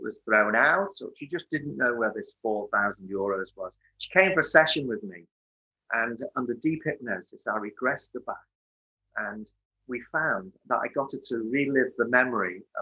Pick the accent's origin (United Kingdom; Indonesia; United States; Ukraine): United Kingdom; Merseyside, the Wirral, North West England; I was born in 1957 on Merseyside, 12 years after the Second World War, 12 years after the rationing of the Second World War. Not that I remember any of that. And I was born into a loving family. I've got two brothers, and born on the Wirral